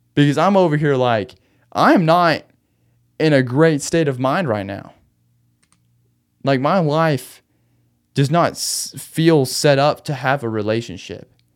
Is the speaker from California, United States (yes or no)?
no; Arkansas, United States; also born or lived in Austin, Texas / Conway, Arkansas; back home in Arkansas